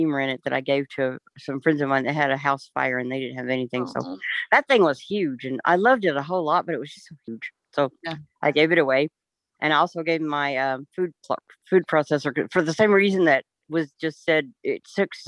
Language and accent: English; Texas, United States; moved away as an adult; now in Oklahoma, United States; I'm in Oklahoma, but I'm from Texas